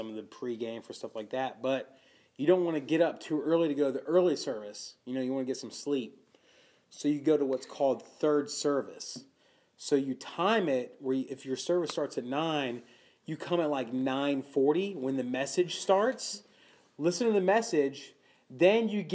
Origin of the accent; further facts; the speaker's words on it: Charlotte, North Carolina, United States; moved away as an adult; now in Norfolk, United States; I grew up in North Carolina